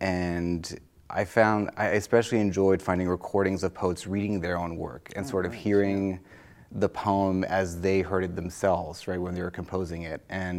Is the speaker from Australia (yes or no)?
no; France; English is a second language; So I was born and raised in France, but I started learning English when I was fairly young. I lived all in lots of different places in France.